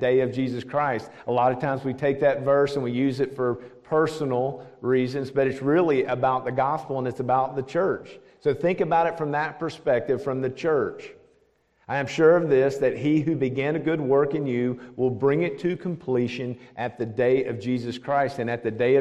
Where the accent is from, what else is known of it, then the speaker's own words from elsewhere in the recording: Nashville, Tennessee, United States; also born or lived in Knoxville / Franklin; now in Smyrna, United States; I'm from right here, believe it or not. I'm an old Nashvilleian. I've been here for over 50 years. I grew up in South Nashville